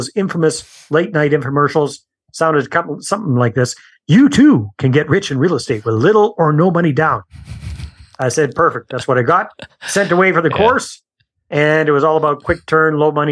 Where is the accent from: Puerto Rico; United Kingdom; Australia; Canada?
Canada; accent: Canadian; moved away as an adult; also born or lived in San Jose, Costa Rica; I'm Canadian, as you'll pick up from my accent as we talk